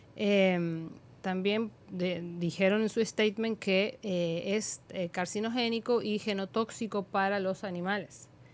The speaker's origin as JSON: {"language": "Spanish", "country": "Argentina", "moved": "yes", "lives_now": "Dominican Republic", "said": "en mi país, en Argentina."}